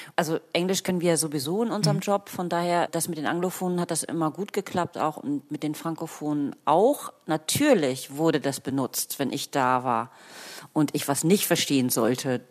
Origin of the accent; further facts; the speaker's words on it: Germany; ich habe dann irgendwann aufgehört zu sagen, dass ich Deutsche sei